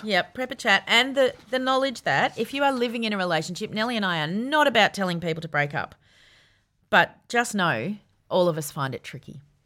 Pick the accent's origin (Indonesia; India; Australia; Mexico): Australia; Yarra Valley, Victoria; I grew up in the Yarra Valley